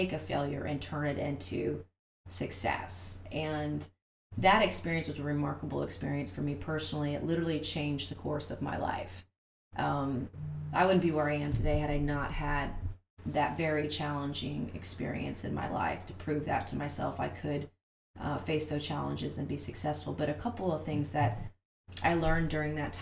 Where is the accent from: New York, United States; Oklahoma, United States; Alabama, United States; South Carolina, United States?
South Carolina, United States; Goose Creek; I grew up here in the Lowcountry. I'm from here. I'm from Goose Creek, actually.